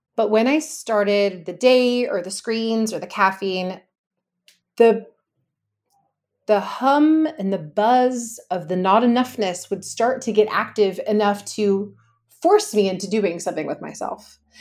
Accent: Los Angeles, California, United States; I'm from Los Angeles, California

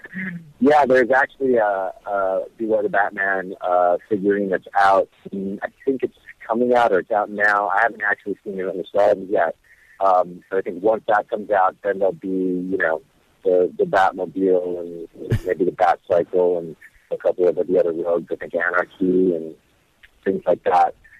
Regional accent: Hawaii, United States; moved away; also born or lived in Las Vegas; I was born and raised in Hawaii

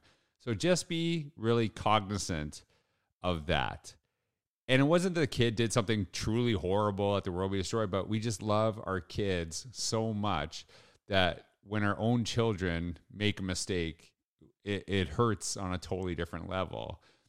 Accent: Humboldt, Saskatchewan, Canada; I distinctly remember how important the school that I grew up in Humboldt, Saskatchewan, how important it was to our community

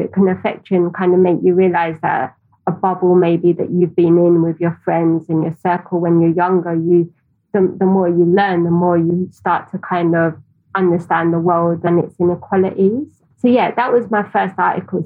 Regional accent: London, United Kingdom; I grew up in Tower Hamlets.

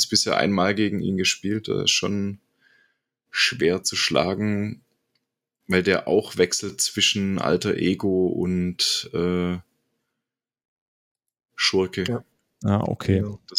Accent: Bremen, Germany; ich bin aus Bremen.

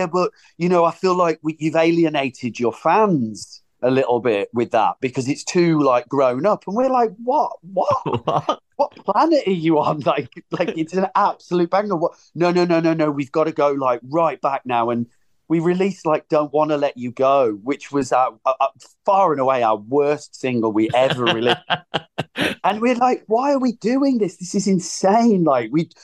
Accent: Birmingham, West Midlands, United Kingdom; I'm from Birmingham

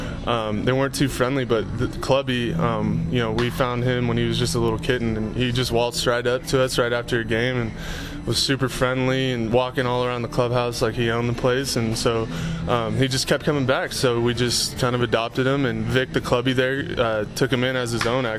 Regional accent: San Mateo, California, United States; moved away as an adult; now in Las Vegas, United States; Growing up in San Mateo, I was kind of, you know, right smack in the middle of it

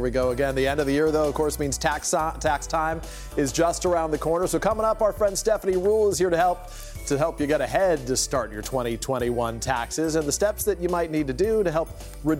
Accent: Bay Area, California, United States; moved away; Growing up in the Bay Area in the 80s and 90s

